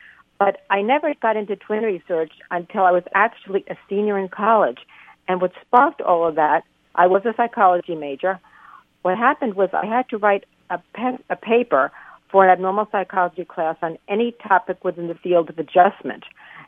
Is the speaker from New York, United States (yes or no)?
yes; New York City, New York, United States; moved away as an adult; also born or lived in Boston / Chicago / Minnesota; now in California, United States; I'm from New York City originally, but I'm speaking to you from California.